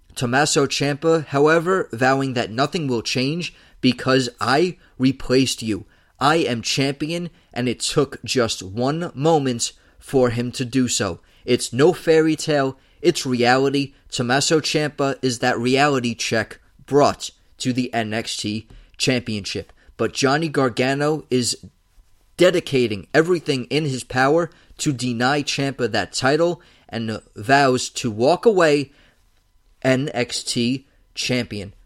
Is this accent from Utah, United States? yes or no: no; New York City, New York, United States; my hometown of New York City